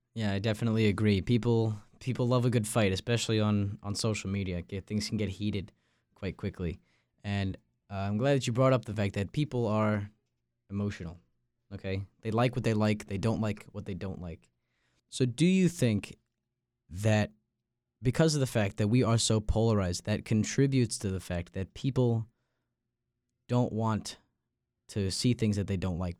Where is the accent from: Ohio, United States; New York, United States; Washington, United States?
New York, United States; Long Island; moved away as an adult; now in Raleigh, United States; I'm from Long Island, New York